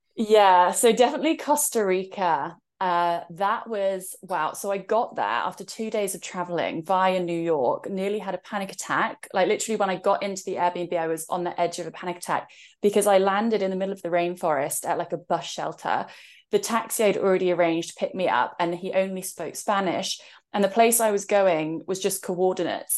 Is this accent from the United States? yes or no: no; England, United Kingdom; So, I'm in England right now, and that's also where I was born, as you could tell from my accent